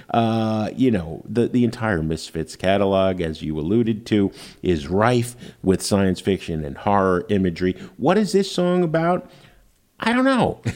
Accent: Jersey City, New Jersey, United States; I was from Jersey City, yeah. fellow Jersey boys

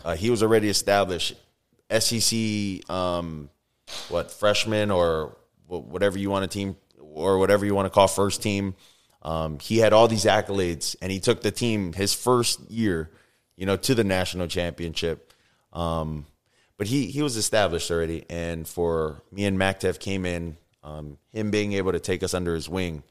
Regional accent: Oahu, Hawaii, United States; moved away; also born or lived in Tuscaloosa, Alabama; I grew up in Hawaii. uh, Oahu to be, uh, specific.

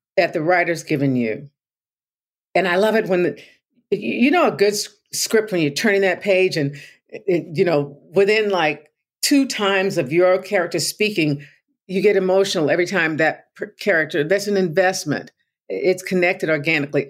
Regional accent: Tulsa, Oklahoma, United States; I grew up in Tulsa

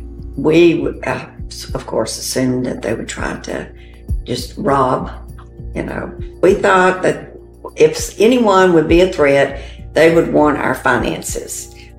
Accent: the South, United States; We're from the South, so we had grits.

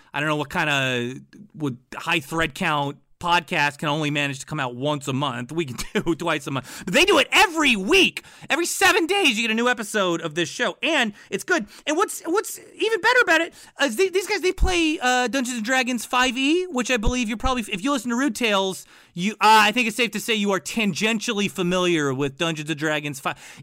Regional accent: East Coast, United States; I'm from the East Coast

